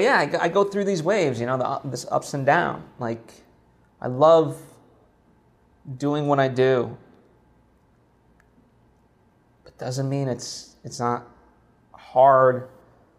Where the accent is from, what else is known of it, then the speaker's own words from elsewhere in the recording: Slovakia; moved away; my home country of Slovakia